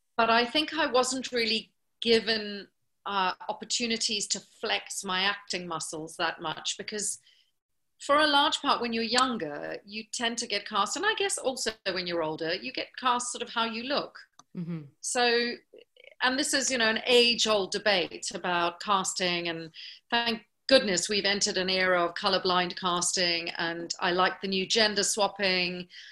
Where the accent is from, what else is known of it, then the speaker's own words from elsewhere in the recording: South Africa; moved away; because I was from South Africa